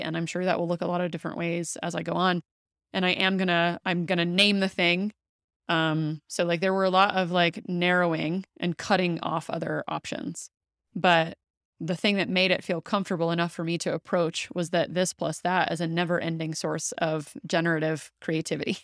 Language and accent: English; the South, United States; I grew up in the South and I say that really loosely because my family wasn't really um, practicing Christianity, but like I was living in the South